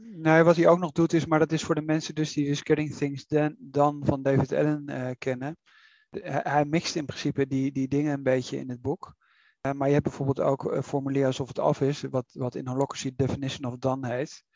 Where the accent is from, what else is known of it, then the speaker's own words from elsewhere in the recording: Netherlands; wij als Nederlanders